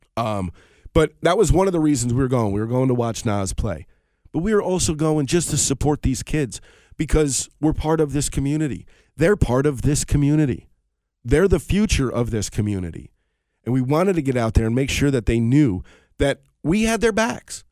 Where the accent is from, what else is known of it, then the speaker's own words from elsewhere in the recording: Colonie, New York, United States; My hometown of Colony, New York, which is actually where I reside